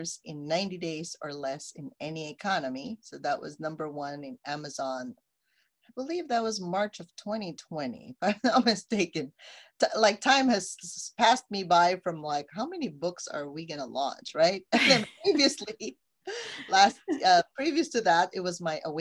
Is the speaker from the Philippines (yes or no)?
yes; Philippines; now in United States; I came from the Philippines